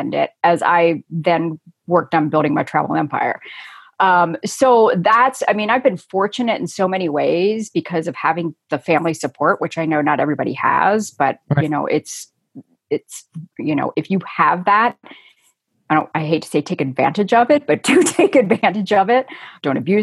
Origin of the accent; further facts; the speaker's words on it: Cincinnati, Ohio, United States; moved away as an adult; also born or lived in Colorado; I'm from Cincinnati, Ohio, which is where I am now.